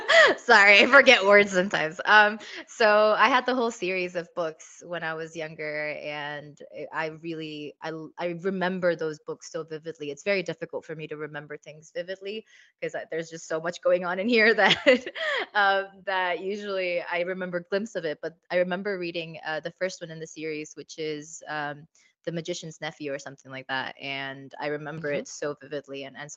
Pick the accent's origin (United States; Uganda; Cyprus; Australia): Cyprus; I also love Greek mythology since I grew up in Cyprus.